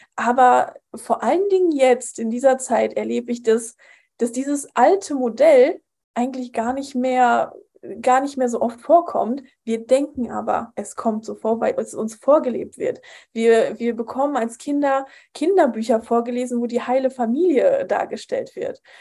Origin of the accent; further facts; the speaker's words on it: Poland; moved away; ich bin in Polen aufgewachsen, in einem katholischen Land